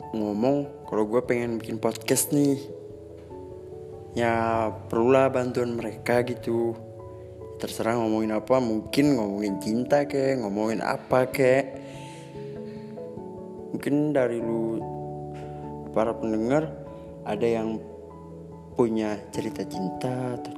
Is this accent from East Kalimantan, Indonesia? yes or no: no; Banjarmasin, South Kalimantan, Indonesia; gara-gara gue kerja jauh kan aslinya gue orang Banjarmasin nah di Banjarmasin itu ada teman gue